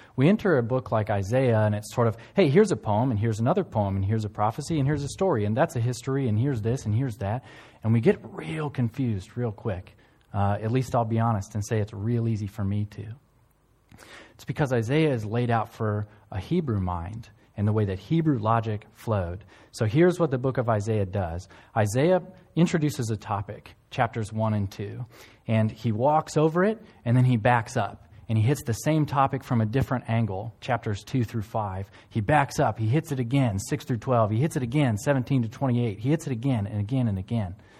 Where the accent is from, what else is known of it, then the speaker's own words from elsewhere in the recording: United States; now in One Tree Hill, New Zealand; I'm from South Canada, uh, or the United States